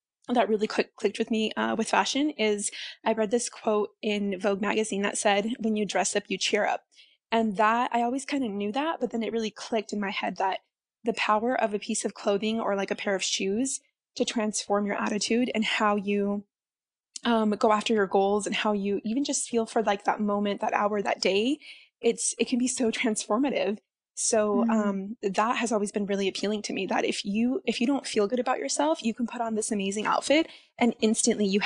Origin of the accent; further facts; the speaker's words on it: Central California, United States; moved away as an adult; now in Las Vegas, United States; currently I live in Las Vegas, but I grew up in California, Central California, in a really small town